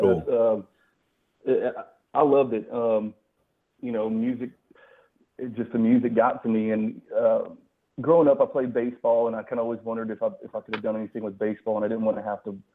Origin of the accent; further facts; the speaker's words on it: Colorado, United States; also born or lived in Texas; now in Tennessee, United States; I lived in Texas for a long time. I live in Tennessee now, but I'm actually originally from Colorado.